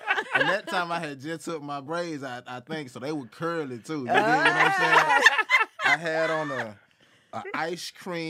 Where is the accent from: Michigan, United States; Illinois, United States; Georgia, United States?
Georgia, United States; Atlanta; I'm from Atlanta, Georgia